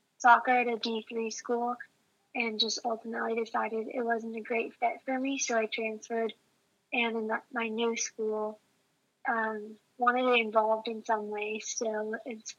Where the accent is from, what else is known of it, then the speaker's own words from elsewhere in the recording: Salt Lake City, Utah, United States; I'm from Salt Lake City